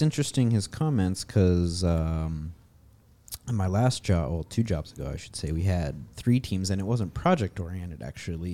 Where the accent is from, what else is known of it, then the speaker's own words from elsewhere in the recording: Maryland, United States; moved away as an adult; now in Vallejo, United States; I'm originally from Maryland, actually. I moved out to California about three years ago, and now I'm living up in, uh, Vallejo